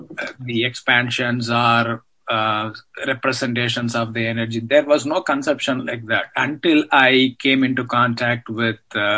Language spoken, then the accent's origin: English; South India, India; Growing up in India